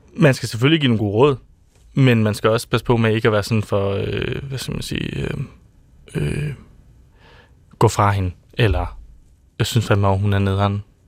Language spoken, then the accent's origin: Danish; Odder, Central Denmark Region, Denmark; Jeg er fra Odder